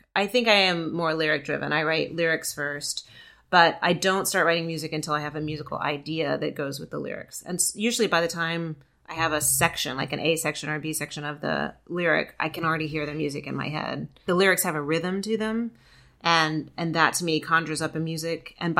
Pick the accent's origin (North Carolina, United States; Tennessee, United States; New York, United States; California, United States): Tennessee, United States; outside of Memphis; also born or lived in Georgia; I'm from the South. Yeah. I grew up outside of Memphis.